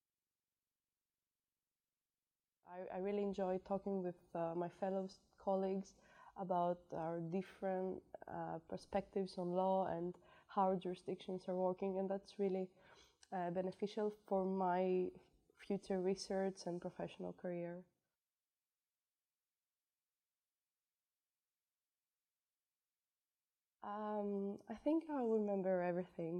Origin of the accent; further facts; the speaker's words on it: Greece; moved away; I'm from Greece